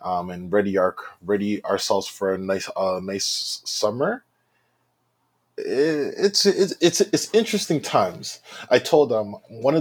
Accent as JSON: {"language": "English", "town": "Brampton", "region": "Ontario", "country": "Canada", "tie": "born or raised there", "also_born_or_lived": "Oshawa / Ottawa / United Kingdom", "said": "So I was born in Oshawa, but I grew up in Brampton. I've been in Brampton my whole life"}